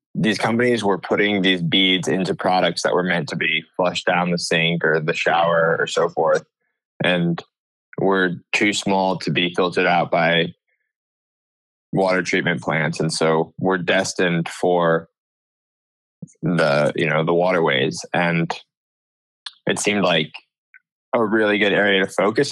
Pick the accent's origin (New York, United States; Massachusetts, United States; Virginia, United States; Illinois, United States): New York, United States; Ithaca; moved away as an adult; now in Santa Cruz, United States; I'm originally from Ithaca, New York, which is in the Finger Lakes region of upstate New York